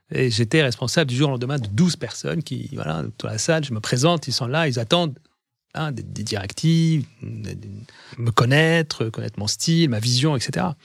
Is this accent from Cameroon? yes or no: no; France; en tant que Français, c'est vrai qu'on a un, avantage. Il l'image de la France, l'histoire de la France, la culture française nous ouvre beaucoup de portes.